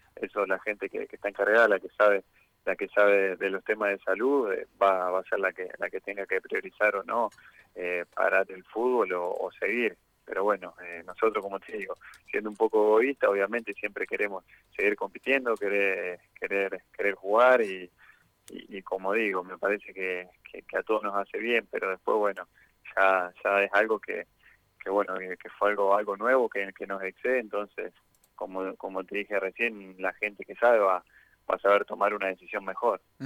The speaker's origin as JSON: {"language": "Spanish", "country": "Argentina", "said": "nuestro fútbol"}